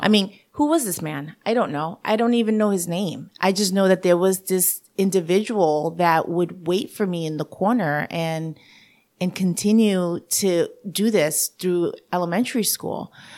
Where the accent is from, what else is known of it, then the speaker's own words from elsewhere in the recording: New York City, New York, United States; accent: New Yorkian English; first language Spanish; English is a second language; also born or lived in Bayamón, Puerto Rico / Orange County; living in the Bronx with a mom that didn't speak English and, uh, didn't understand a system and was by herself pretty much, um, made it that I'd had to grow up very fast